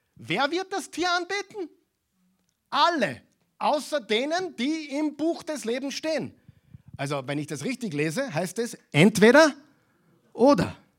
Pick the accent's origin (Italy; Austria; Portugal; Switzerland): Austria; bei uns in Europa, in Österreich.